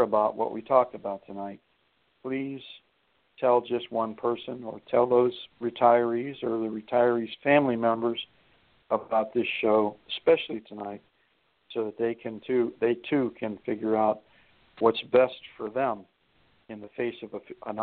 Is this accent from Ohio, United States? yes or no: yes; Youngstown, Ohio, United States; moved away; also born or lived in Flint, Michigan; my hometown, Youngstown down there, where I grew up